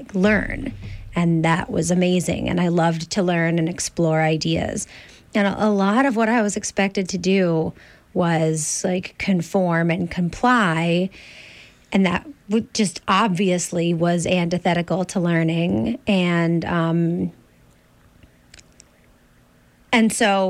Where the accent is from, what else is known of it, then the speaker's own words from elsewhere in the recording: Ossining, New York, United States; I grew up outside of New York City in Ossining